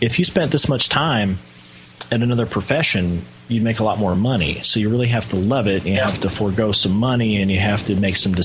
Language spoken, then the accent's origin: English; Texas, United States; I'm from Texas